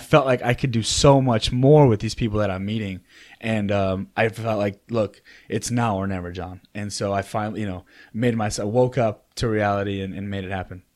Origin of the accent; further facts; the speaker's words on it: Oak Park, Illinois, United States; moved away as an adult; also born or lived in Chicago, Illinois; now in North Carolina, United States; I grew up in Oak Park, Illinois